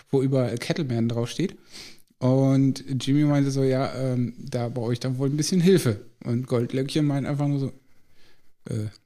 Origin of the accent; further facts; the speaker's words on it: Lower Saxony, Germany; also bei uns in Ostfriesland sagt man so ein bisschen töffelig.